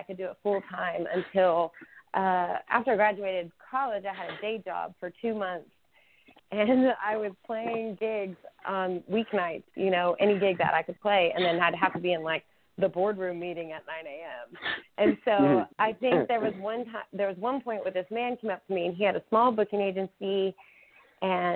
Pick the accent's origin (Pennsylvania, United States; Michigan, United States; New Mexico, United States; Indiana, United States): New Mexico, United States; I grew up in New Mexico